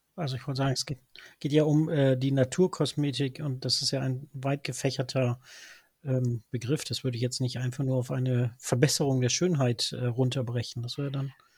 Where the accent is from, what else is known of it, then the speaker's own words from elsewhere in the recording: Norderney, Lower Saxony, Germany; als gebürtiger Norderneier